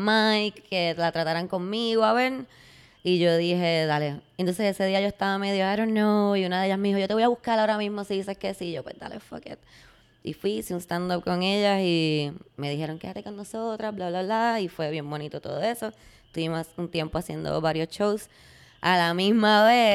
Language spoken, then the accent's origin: Spanish; Puerto Rico; yo como muchos puertorriqueños